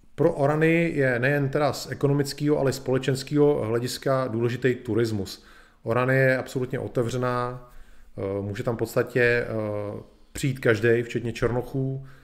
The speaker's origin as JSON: {"language": "Czech", "country": "Czechia", "said": "my Češi"}